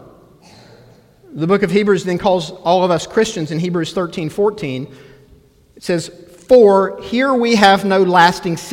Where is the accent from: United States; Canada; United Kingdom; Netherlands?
United States; we're Americans